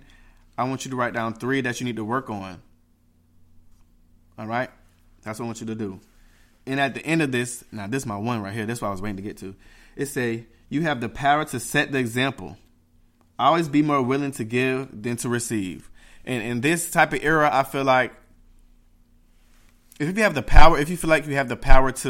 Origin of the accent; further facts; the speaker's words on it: Jamaica; I'm Jamaican